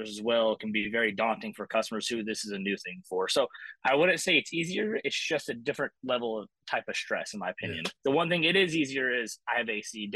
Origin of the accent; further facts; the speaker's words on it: Idaho, United States; moved away as an adult; also born or lived in Texas; I grew up in Idaho